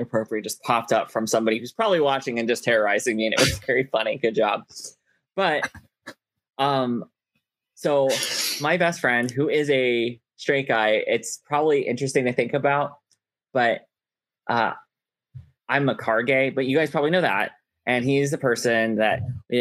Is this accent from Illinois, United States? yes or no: no; Fort Myers, Florida, United States; moved away; I grew up in Fort Myers, Florida